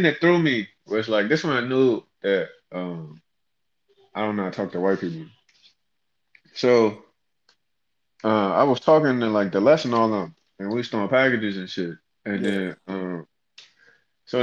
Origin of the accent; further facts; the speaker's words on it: Fort Washington, Maryland, United States; moved away; I grew up in Fort Washington.